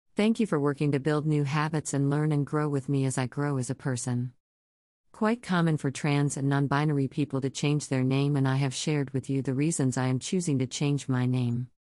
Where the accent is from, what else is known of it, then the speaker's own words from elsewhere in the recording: Central Texas, United States; a young queer person growing up in Central Texas churches